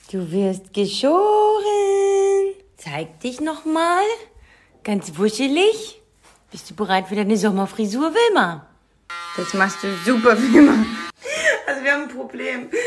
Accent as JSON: {"language": "German", "town": "Heidelberg", "region": "Baden-Württemberg", "country": "Germany", "said": "ich komme ja aus Heidelberg oder habe hier viele Jahre schon gelebt, äh, meine Familie und die meisten Freunde von mir wohnen hier"}